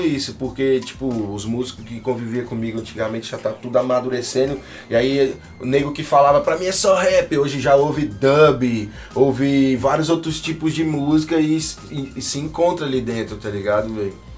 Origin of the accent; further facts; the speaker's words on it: Tocantins, Brazil; also born or lived in Rio de Janeiro; eu sou do Tocantins, mano. Pé rachado do norte. Nasci no Rio de Janeiro, mas eu vivi, cresci e me formei aqui